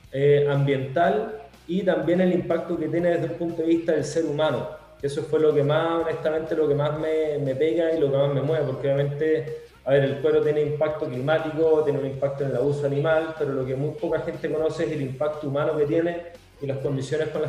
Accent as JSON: {"language": "Spanish", "country": "Venezuela", "lives_now": "Chile", "said": "empecé, bueno, normal, en el fondo un venezolano acá acá en Chile, empecé a a conocer la cultura chilena, perdí mi acento y ahora ya me considero chile solano, la verdad Chile me encanta"}